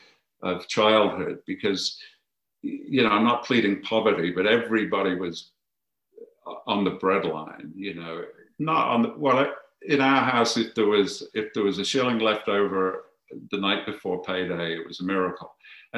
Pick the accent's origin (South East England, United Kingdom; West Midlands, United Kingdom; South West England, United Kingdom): West Midlands, United Kingdom; Birmingham; I'm from Birmingham